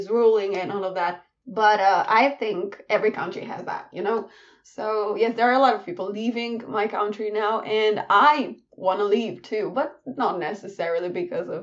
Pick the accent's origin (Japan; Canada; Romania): Romania; Cluj-Napoca, Cluj County; in my hometown, in Cluj-Napoca